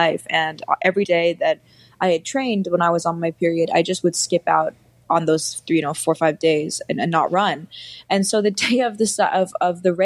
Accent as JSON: {"language": "English", "town": "New York City", "region": "New York", "country": "United States", "tie": "born or raised there", "also_born_or_lived": "India", "said": "I grew up in New York City"}